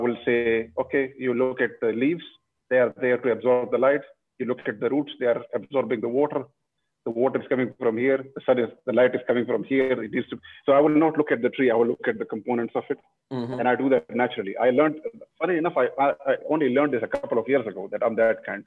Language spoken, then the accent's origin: English; northern Pakistan, Pakistan; moved away; I come from a region in Pakistan. I was born in Pakistan. I come from the north.